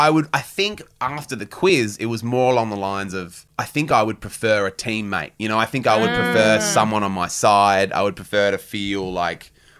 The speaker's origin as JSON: {"language": "English", "town": "Launceston", "region": "Tasmania", "country": "Australia", "tie": "born or raised there", "said": "I grew up in Launceston in Tassie"}